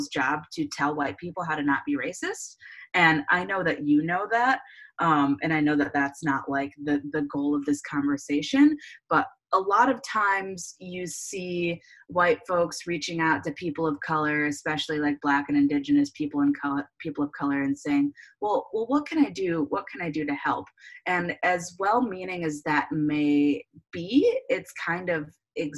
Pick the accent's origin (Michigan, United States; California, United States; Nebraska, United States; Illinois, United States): Michigan, United States; Clarkston; moved away as an adult; also born or lived in Detroit, Michigan; now in Austin, United States; I am from Michigan. Originally a suburb of Detroit, Clarkston, which is like 45 minutes north